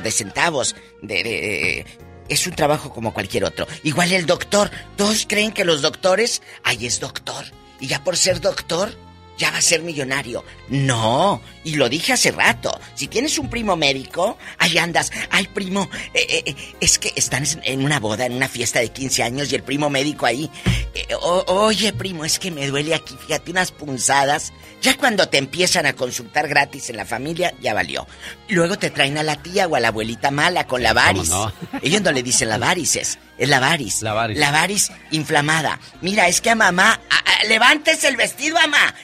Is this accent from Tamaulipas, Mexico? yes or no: yes; Matamoros, Tamaulipas, Mexico; por mi tierra, en Matamoros